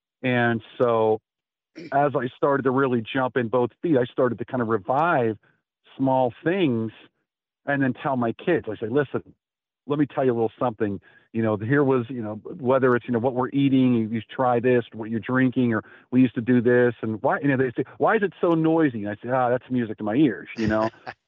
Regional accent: Pittsburgh, Pennsylvania, United States; when I grew up in Bloomfield, there were a lot of Italians.

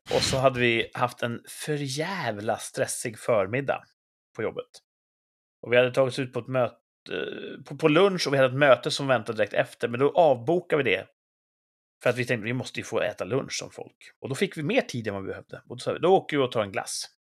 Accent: Sweden; jag är svensk

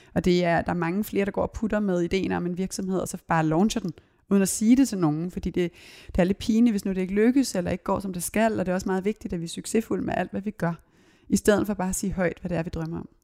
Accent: Copenhagen, Capital Region of Denmark, Denmark; jeg voksede op både på Christiania og Christianshavn

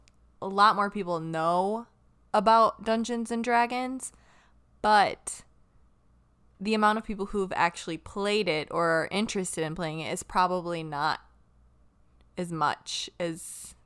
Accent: Texas, United States; now in Wisconsin, United States; We're actually from Texas

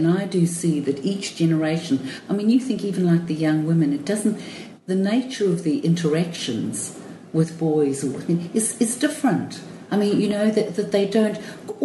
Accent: Cape Town, Western Cape, South Africa; I was born in Cape Town.

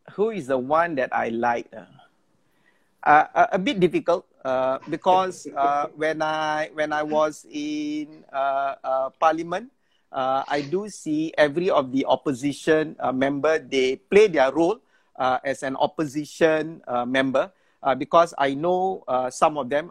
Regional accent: Singapore; I'm a Singaporean.

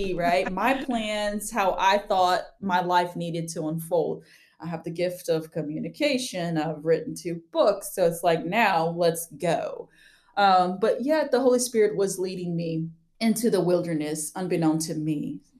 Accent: Amazonas, Brazil; I grew up Amazon like Amazon rainforest of Brazil. So I was blessed with dual citizenship from an American dad and a Brazilian mom.

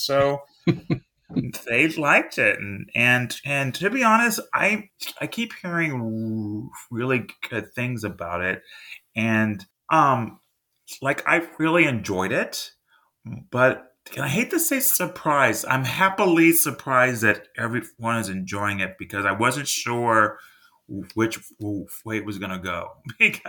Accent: Texas, United States; I'm from Texas

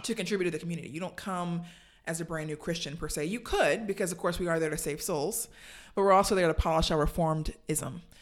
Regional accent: Savannah, Georgia, United States; I grew up in Savannah, Georgia

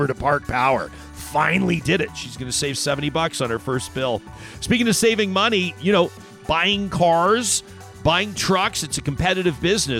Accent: Canada; As a Canadian

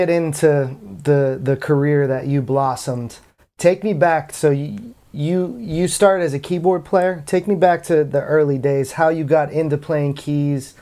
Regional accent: Massachusetts, United States; also born or lived in Maine; I grew up in Massachusetts

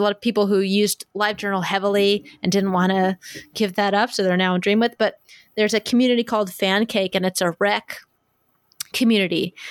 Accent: Kansas City, United States; this is my hometown, kind of my hometown con.

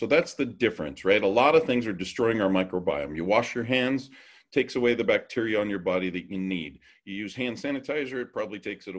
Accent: Hawaii, United States; also born or lived in California; now in Idaho, United States; I was raised in Hawaii. I went to Hanama Bay a couple times a month.

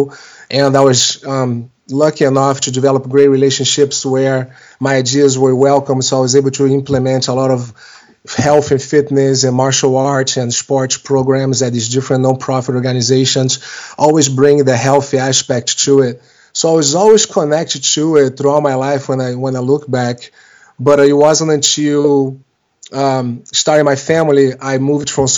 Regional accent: Rio de Janeiro, Brazil; moved away as an adult; now in United States; I was born in Rio de Janeiro in Brazil in 1976. And when I turned 21, I was at the time going to college down there for business. Did a lot of sports growing up down there.

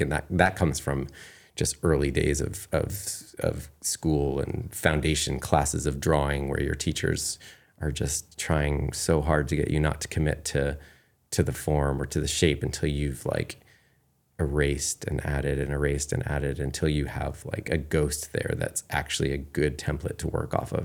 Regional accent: Kennebunkport, Maine, United States; moved away as an adult; also born or lived in New York City; I definitely had really good friends growing up in Kennebunkport

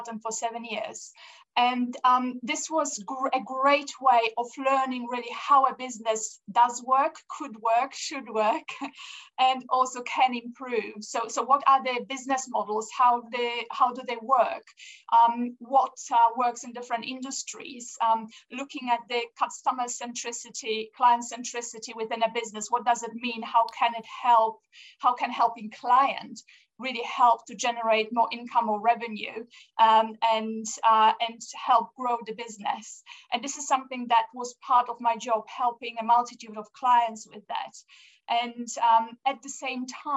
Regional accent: Poland; also born or lived in Austria / France / Angola; now in United Kingdom; I was born in Poland. We emigrated to Austria

